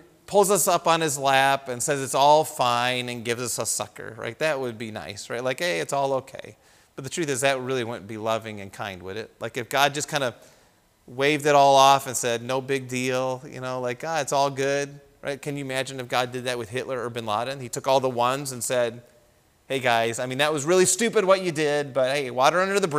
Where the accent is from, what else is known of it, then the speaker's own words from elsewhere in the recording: United States; we grew up in the United States.